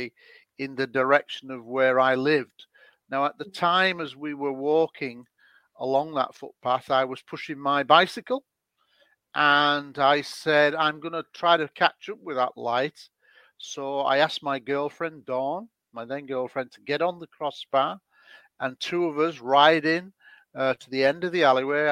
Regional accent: Scunthorpe, Yorkshire and the Humber, United Kingdom; I had a childhood sighting when I was 16 in my hometown of Scunthorpe

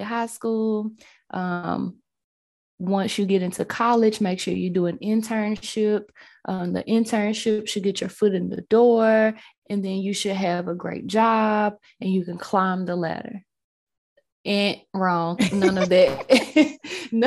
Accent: Memphis, Tennessee, United States; my college was in my hometown. So I stayed here.

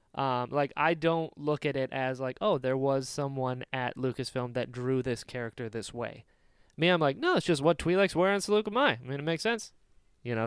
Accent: North Carolina, United States; I'm from North Carolina.

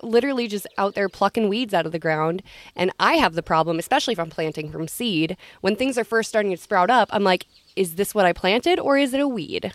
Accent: Long Prairie, Minnesota, United States; I grew up in Long Prairie

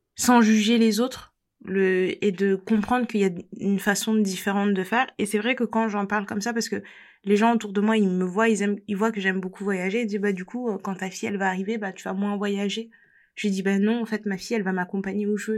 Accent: France; je suis française

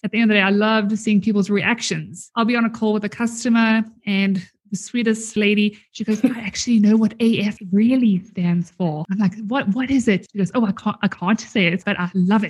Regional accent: South Africa; now in Canada; I am originally from South Africa

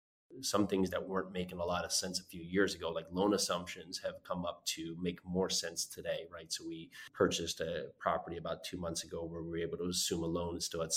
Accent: Northeast, United States; moved away; I grew up in the Northeast

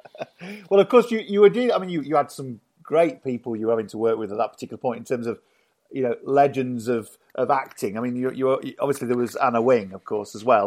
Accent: Yorkshire and the Humber, United Kingdom; I grew up in Yorkshire, so I, you know, I know all about Yorkshire

